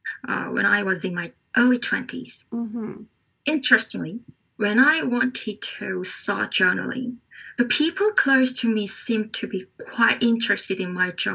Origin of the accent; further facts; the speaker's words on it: South Korea; English is a second language; from South Korea